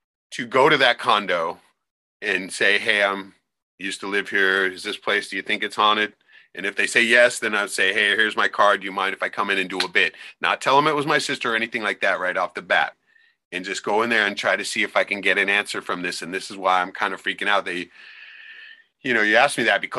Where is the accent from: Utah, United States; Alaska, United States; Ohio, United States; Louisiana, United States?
Alaska, United States; Anchorage; the house I grew up in Anchorage